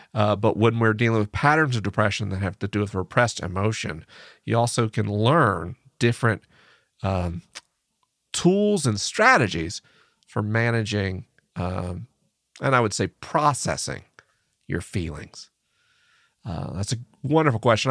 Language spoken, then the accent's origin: English; United States; I'm an American man